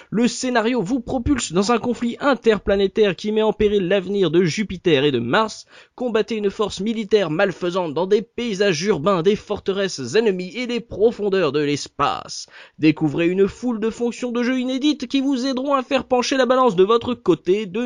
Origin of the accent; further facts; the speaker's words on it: France; chez nous en France.